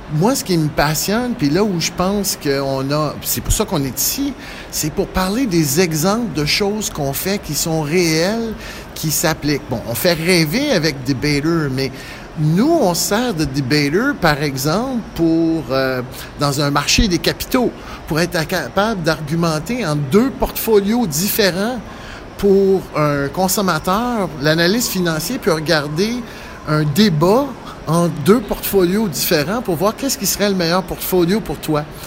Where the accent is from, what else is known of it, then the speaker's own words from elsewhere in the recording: Quebec, Canada; je suis un Québécois dans l'âme